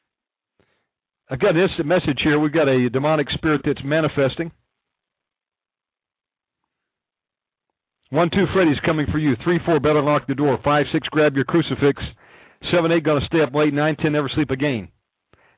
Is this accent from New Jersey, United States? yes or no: no; Georgia, United States; accent: southern; moved away; also born or lived in Texas / Alaska / California / Okinawa; I can judge a southern accent. I was born in Georgia. I'm a redneck